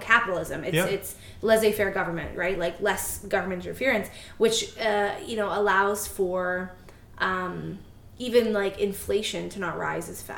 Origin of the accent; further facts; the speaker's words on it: Canada; as a Canadian